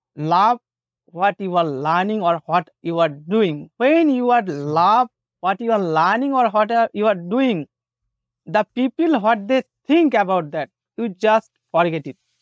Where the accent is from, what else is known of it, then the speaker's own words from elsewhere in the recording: Bengal, India; first language Bengali; English is a second language; My native language is, I am a Bengali